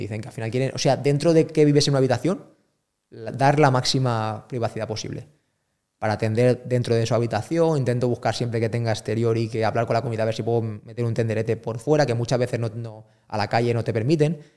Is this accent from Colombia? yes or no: no; Spain; yo, soy español